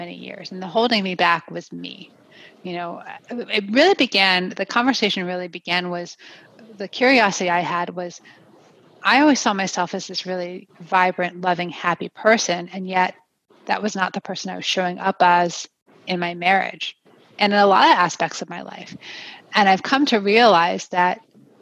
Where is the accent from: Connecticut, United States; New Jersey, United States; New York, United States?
New Jersey, United States; moved away as an adult; also born or lived in Pennsylvania; now in Colorado, United States; I'm a native of the East Coast of New Jersey